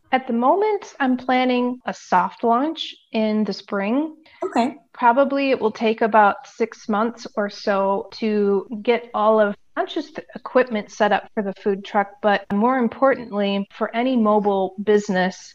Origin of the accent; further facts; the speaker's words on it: United States; moved away as an adult; now in Europe; living internationally as an American